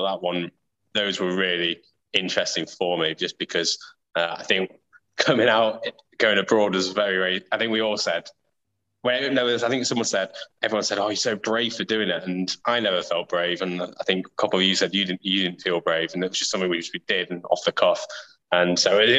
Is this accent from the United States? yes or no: no; England, United Kingdom; My home is England, but I do have that Indian heritage, which I'm very proud of, but I don't consider myself Indian.